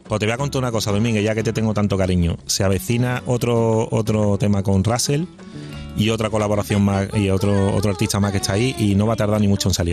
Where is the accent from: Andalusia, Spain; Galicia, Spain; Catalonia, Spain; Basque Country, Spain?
Andalusia, Spain; Seville; mi tierra y, viendo a mi gente